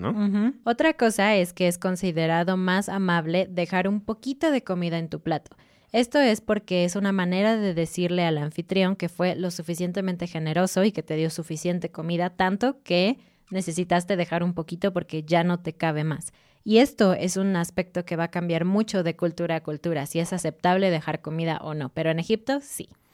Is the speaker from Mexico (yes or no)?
yes; Mexico; como mexicana